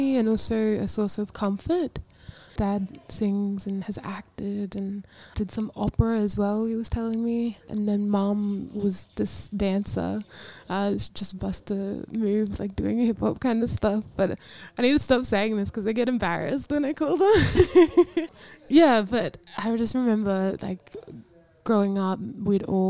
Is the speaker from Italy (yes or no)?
no; North Queensland, Australia; I'm from North Queensland